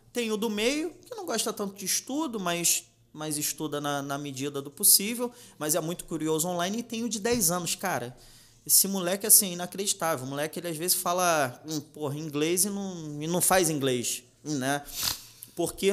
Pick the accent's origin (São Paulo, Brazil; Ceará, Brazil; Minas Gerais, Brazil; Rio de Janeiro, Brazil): Rio de Janeiro, Brazil; also born or lived in Ramos; now in Nilópolis, Brazil; Eu nasci numa numa colônia de pescadores bem pequenininha lá da Ilha do Governador